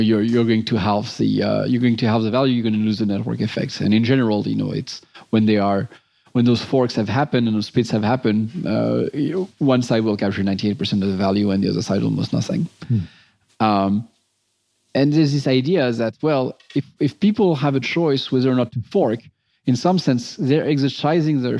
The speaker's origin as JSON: {"language": "English", "town": "Montrouge", "region": "Île-de-France", "country": "France", "tie": "born or raised there", "moved": "yes", "said": "I grew up near Paris"}